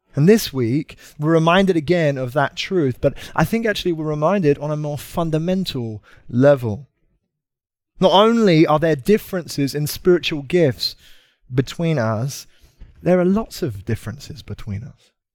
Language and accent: English; United Kingdom; moved away; I'm from uh, Britain